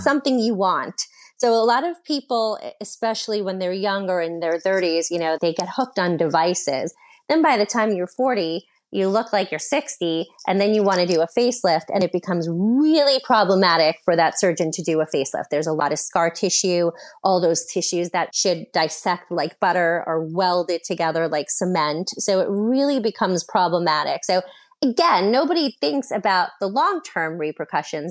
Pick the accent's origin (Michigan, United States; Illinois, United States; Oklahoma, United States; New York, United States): New York, United States; I am from New York. My training is from New York